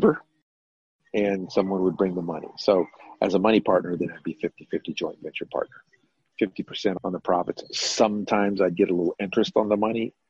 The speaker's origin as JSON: {"language": "English", "town": "San Antonio", "region": "Texas", "country": "United States", "tie": "born or raised there", "also_born_or_lived": "Las Vegas, Nevada / North Carolina", "moved": "as an adult", "said": "I'm originally from San Antonio. I was born and raised here"}